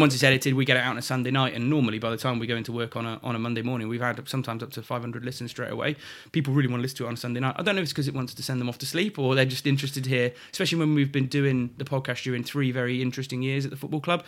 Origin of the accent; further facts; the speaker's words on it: Shrewsbury, West Midlands, United Kingdom; also born or lived in Montford Bridge; I was born in Shrewsbury Hospital